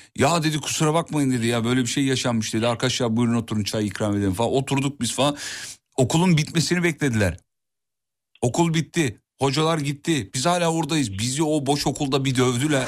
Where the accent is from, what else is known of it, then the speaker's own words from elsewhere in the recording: İzmit, Kocaeli, Turkey; moved away; büyüdüm canım. Her iki haftada bir gidiyorum İzmit'e iyi bilirim